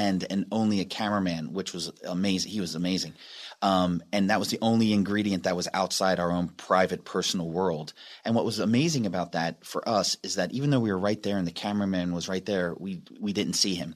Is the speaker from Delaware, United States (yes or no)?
yes; Delaware, United States